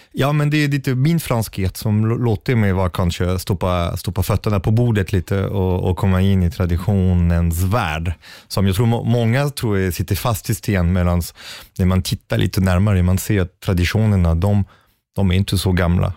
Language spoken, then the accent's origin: Swedish; Sweden; som svensk